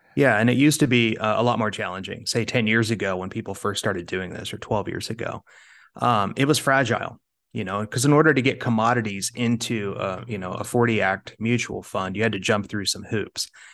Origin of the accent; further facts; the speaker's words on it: Kansas, United States; moved away as an adult; now in Arizona, United States; I grew up in Kansas, uh, and I moved out to sunny Arizona.